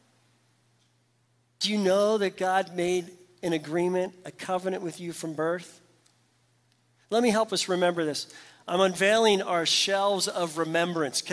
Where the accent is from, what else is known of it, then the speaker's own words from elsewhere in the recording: Pittsburgh, Pennsylvania, United States; moved away; I'm from Pittsburgh, PA